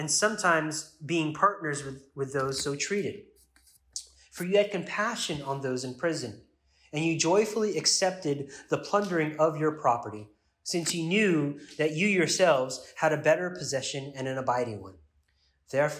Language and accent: English; United States; as an American